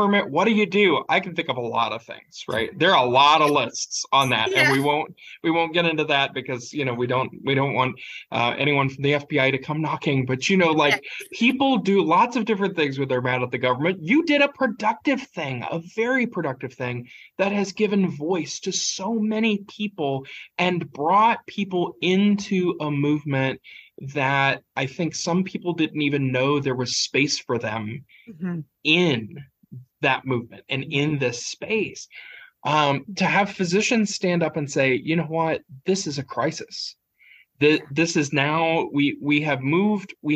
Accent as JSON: {"language": "English", "region": "Appalachia", "country": "United States", "said": "I'm Appalachian"}